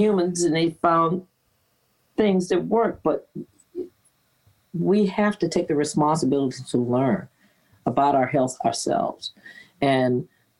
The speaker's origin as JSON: {"language": "English", "region": "Virginia", "country": "United States", "tie": "born or raised there", "said": "growing up in Virginia in the South"}